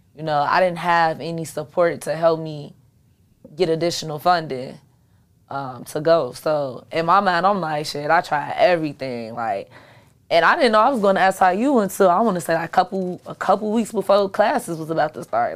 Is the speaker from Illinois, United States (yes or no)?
yes; Chicago, Illinois, United States; I'm from Chicago.